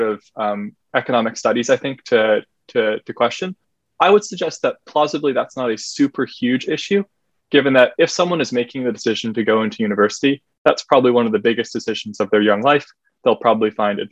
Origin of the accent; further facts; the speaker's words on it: Halifax, Nova Scotia, Canada; my hometown of Halifax